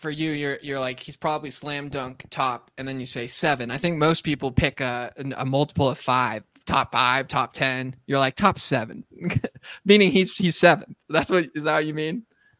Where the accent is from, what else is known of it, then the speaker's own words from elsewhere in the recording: Arizona, United States; born there; also born or lived in Colorado / Massachusetts; There's two guys from the two states in which I claim to hail from. The truth is I was born in Arizona, but Colorado, Massachusetts